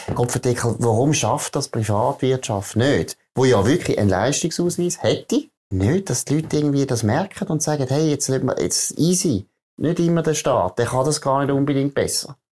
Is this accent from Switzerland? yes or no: yes; Switzerland; ich als Schweizer